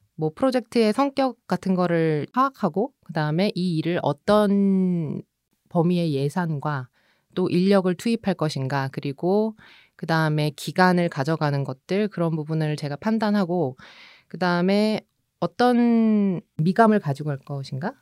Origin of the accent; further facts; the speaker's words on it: Seoul, South Korea; also born or lived in Busan; 제가 부산에서 태어나긴 했지만 100일 만에 서울에 와서